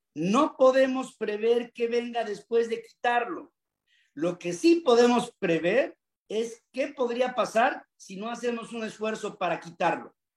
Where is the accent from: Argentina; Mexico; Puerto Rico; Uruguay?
Mexico